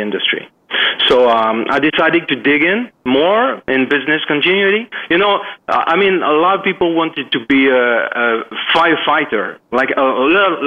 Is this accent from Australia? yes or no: no; Paris, Île-de-France, France; moved away as an adult; now in Dominican Republic; I'm French. I come from Paris, and I live in Dominican Republic since 2008.